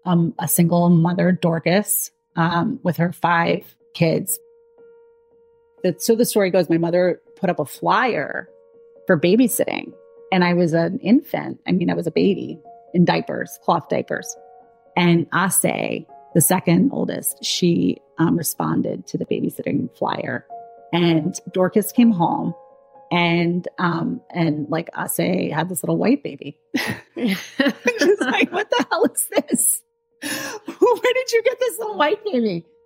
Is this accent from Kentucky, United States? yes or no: no; Maine, United States; born there; I'm 44 now, so I was born in 1979, and I was born in Maine to a mentally ill homeless woman.